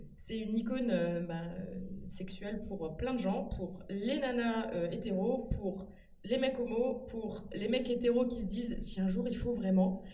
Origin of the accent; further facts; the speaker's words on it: France; on est français